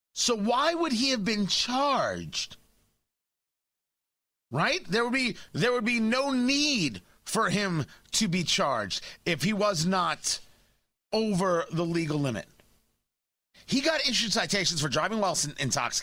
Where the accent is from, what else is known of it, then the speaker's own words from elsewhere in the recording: Middletown, New Jersey, United States; I grew up in Middletown, New Jersey. I grew up not far from where this happened